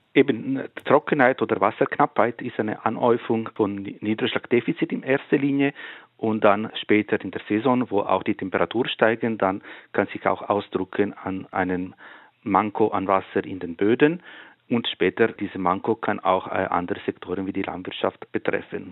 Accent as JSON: {"language": "German", "region": "Ticino", "country": "Switzerland", "tie": "born or raised there", "said": "In der Gemeinde, wo ich aufgewachsen bin, im Tessin"}